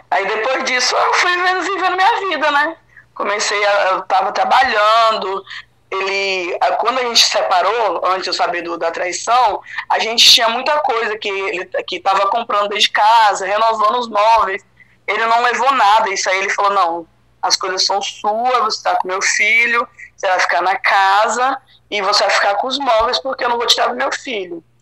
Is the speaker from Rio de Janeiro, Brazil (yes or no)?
no; Bahia, Brazil; moved away as an adult; companheiro de vida, a gente veio da Bahia, a gente construiu nossa vida aqui de novo